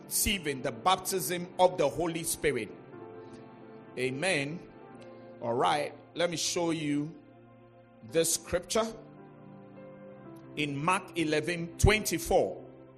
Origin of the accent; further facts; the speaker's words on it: Accra, Greater Accra, Ghana; I was born in La, and that's where I grew up.